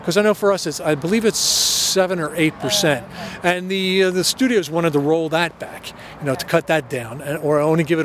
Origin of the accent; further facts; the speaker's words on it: outside of Philadelphia, Pennsylvania, United States; now in California, United States; I grew up outside of Philadelphia